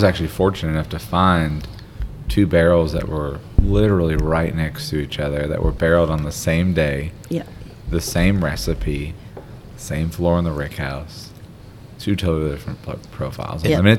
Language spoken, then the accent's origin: English; Philadelphia, Pennsylvania, United States; moved away; also born or lived in Washington, D.C.; So I'm from Philadelphia. I lived in D.C. for 15 years